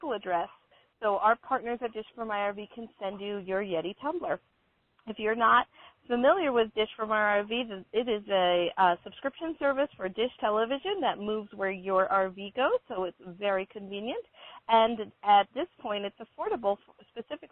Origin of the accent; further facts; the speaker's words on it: East Coast, United States; moved away; growing up on the East Coast